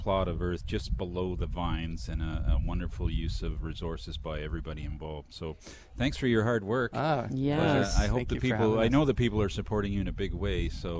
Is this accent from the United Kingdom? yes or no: no; Ontario, Canada; moved away; I grew up in Ontario.